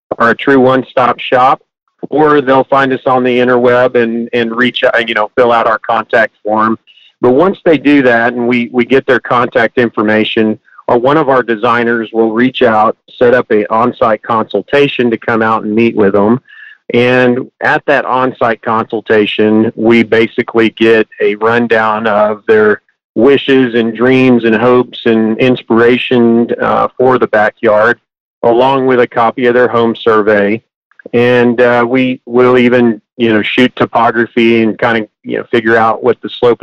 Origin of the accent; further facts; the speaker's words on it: Hondo, Texas, United States; also born or lived in College Station, Texas; now in Houston, United States; I was born in Hondo, Texas on a family farm. And after I graduated high school, I moved to College Station